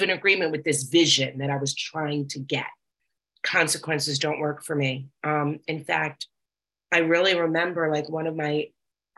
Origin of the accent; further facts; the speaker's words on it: New York, United States; I'm from New York